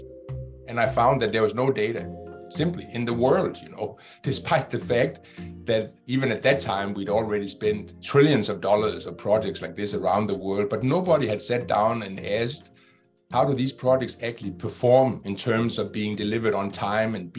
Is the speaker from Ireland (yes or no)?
no; Denmark; Denmark, which is my home country